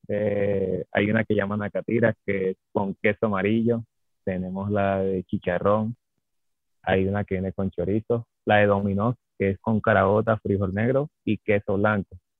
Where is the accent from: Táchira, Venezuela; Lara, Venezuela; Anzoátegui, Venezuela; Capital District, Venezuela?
Capital District, Venezuela; Caracas; moved away as an adult; now in Santa Marta, Colombia; vengo de Caracas, Distrito Capital